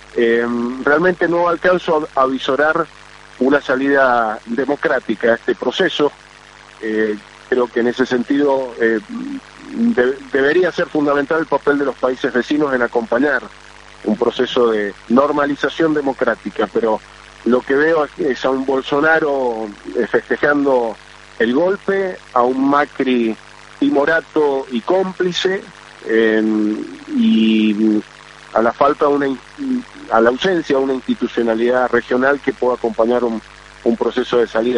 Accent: Argentina; como argentino

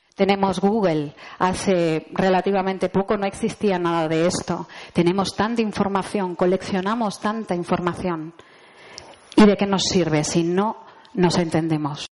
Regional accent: Spain

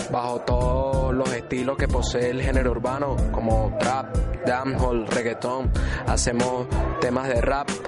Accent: Maracay, Aragua, Venezuela; now in Medellín, Colombia; Estamos en la ciudad de Medellín, provenimos de Venezuela, yo de Maracay, mi compañero de Valencia.

